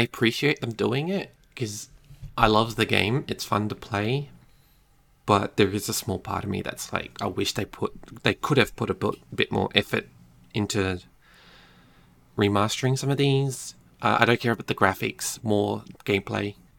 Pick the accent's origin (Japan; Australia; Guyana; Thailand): Australia; Being Australian